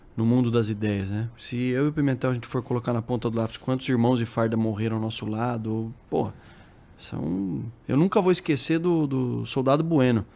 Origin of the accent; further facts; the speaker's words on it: Sorocaba, São Paulo, Brazil; also born or lived in Osasco; Sou lá do interior de, de São Paulo, de Sorocaba